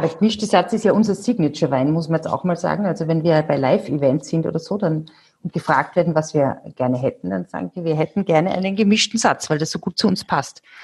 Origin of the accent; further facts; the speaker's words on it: Salzburg, Austria; bei uns in Salzburg